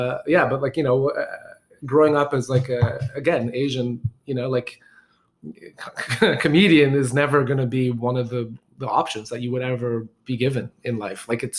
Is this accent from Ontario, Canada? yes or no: yes; Markham, Ontario, Canada; I grew up in Markham.